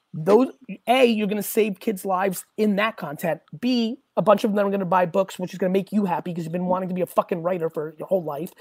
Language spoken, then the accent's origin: English; Edison, New Jersey, United States; also born or lived in Hunterdon County, New Jersey; I would have went to J.P. Stevens